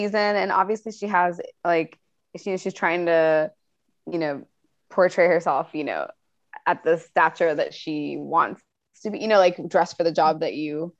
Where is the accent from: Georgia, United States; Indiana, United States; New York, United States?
Georgia, United States; Atlanta; I'm from Atlanta.